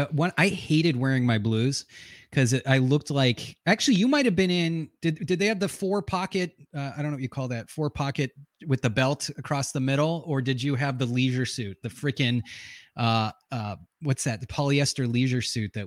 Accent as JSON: {"language": "English", "region": "Northeast", "country": "United States", "tie": "born or raised there", "moved": "yes", "said": "I grew up in the Northeast, right? I grew up there"}